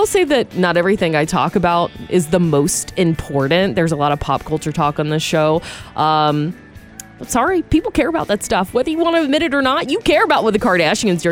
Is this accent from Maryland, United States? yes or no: no; Georgia, United States; I was from Georgia